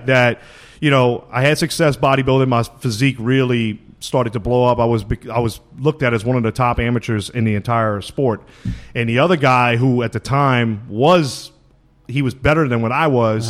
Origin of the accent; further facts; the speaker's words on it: Louisiana, United States; moved away as an adult; growing up in Louisiana like I did